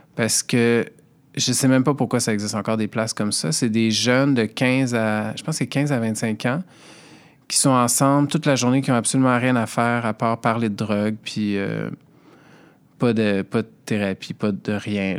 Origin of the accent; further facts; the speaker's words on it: Montreal, Quebec, Canada; je viens de Montréal, j'ai 37 ans